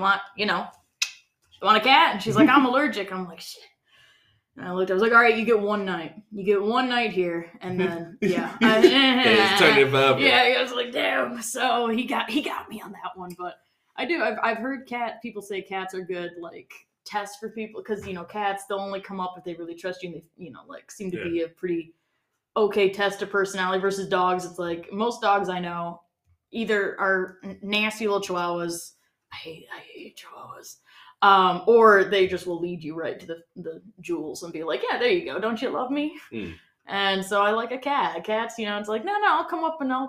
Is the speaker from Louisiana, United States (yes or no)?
no; small town outside of Detroit, Michigan, United States; now in California, United States; I'm from a small town outside of Detroit, but spent a lot of time in Detroit